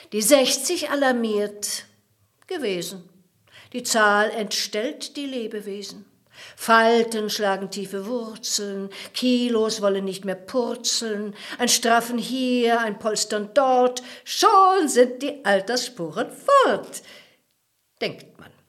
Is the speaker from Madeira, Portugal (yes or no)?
no; Porto, Porto District, Portugal; ein ganz wohlhabendes Haus, in dem ich aufgewachsen war in Porto und da, da ist, liegt meine ganze Sehnsucht.